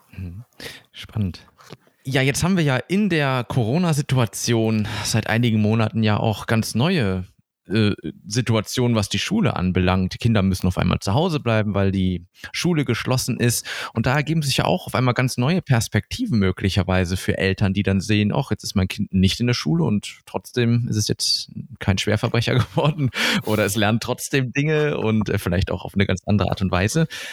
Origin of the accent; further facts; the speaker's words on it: Germany; hier bei uns in Deutschland